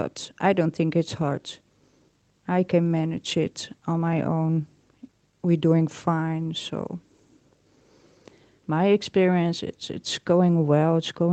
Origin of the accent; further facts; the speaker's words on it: Netherlands; I'm from Holland